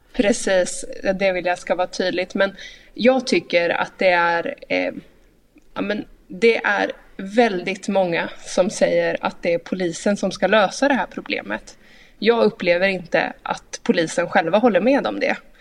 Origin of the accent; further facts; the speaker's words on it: Linköping, Östergötland, Sweden; hemma i Linköping